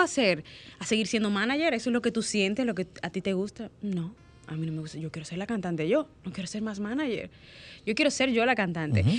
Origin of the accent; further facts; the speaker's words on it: Dominican Republic; soy dominicana